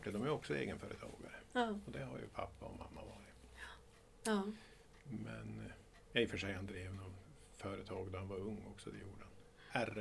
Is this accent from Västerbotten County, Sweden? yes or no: yes; Vilhelmina, Västerbotten County, Sweden; also born or lived in Risträsk / Umeå / Stensele / Storuman; Jag är från Vilhelmina eller från Risträsk men jag har inte vuxit upp här från början. Jag började min bana